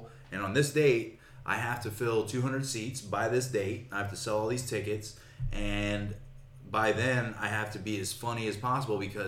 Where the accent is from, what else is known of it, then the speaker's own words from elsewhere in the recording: Tampa, Florida, United States; moved away as an adult; also born or lived in Austin, Texas; I grew up in Tampa